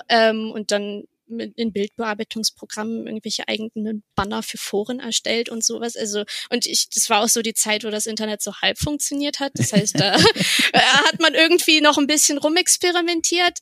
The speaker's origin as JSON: {"language": "German", "region": "Bremen", "country": "Germany", "tie": "born or raised there", "also_born_or_lived": "Berlin", "moved": "as an adult", "said": "aufgewachsen bin ich in Bremen ja. Im guten Norden an der Weser"}